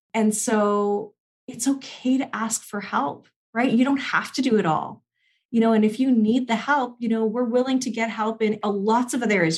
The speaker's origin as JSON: {"language": "English", "country": "Canada", "said": "I'm Canadian"}